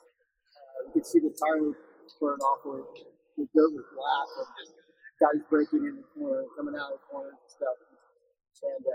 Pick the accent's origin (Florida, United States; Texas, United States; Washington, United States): Washington, United States; born or raised there; moved away as an adult; now in Southern California, United States